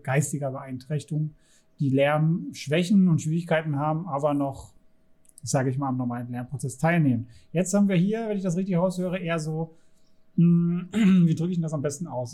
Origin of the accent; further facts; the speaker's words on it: Saxony, Germany; ich komme ja aus Sachsen